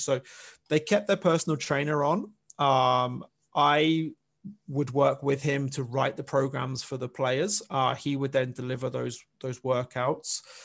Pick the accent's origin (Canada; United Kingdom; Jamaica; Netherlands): United Kingdom; England; moved away as an adult; I'm from I'm from England. I'm from the UK